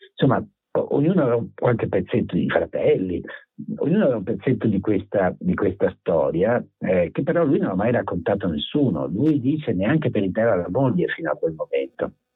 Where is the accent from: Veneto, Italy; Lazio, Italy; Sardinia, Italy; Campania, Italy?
Veneto, Italy; Venice; io sono originario di Mestre, vicino a Venezia